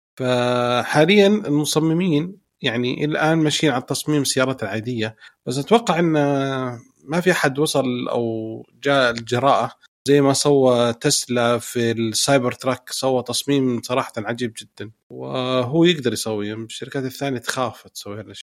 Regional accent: Saudi Arabia; عندنا في السعودية

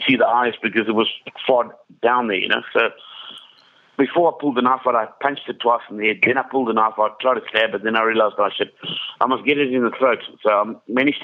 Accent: Kariba, Mashonaland West, Zimbabwe; I grew up in Kariba in Zimbabwe.

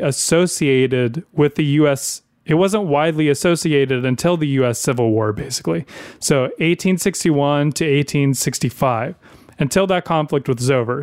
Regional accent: the South, United States; I grew up in the South my entire life

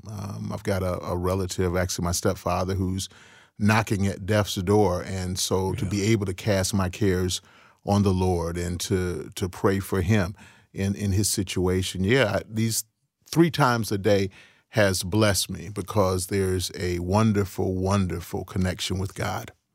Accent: Cleveland, Ohio, United States; also born or lived in Chicago, Illinois; I was born in Chicago, but I grew up in Cleveland

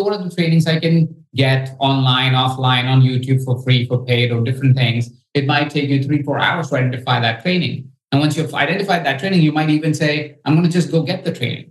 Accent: India; I come from India

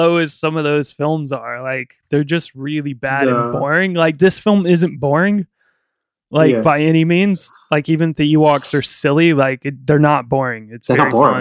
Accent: United States; I'm an American.

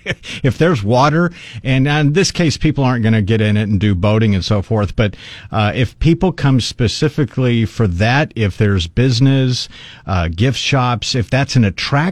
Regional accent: Dallas, Texas, United States; now in San Antonio, United States; growing up in Dallas, Fort Worth

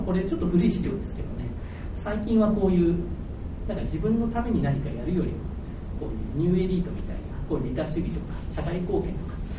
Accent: Hiroshima, Japan; 1978年生まれで、広島で生まれて、高校まではずっと文系だったんで

